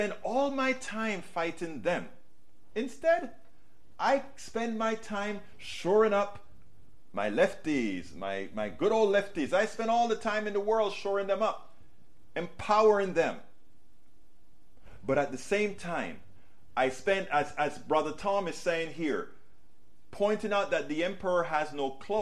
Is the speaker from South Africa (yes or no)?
no; Panama; moved away; I was raised in Panama